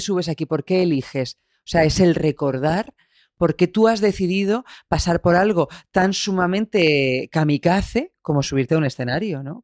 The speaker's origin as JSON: {"language": "Spanish", "town": "Albacete", "region": "Castilla-La Mancha", "country": "Spain", "tie": "born or raised there", "moved": "as an adult", "lives_now": "Madrid, Spain", "said": "con 18 años que me fui de Albacete"}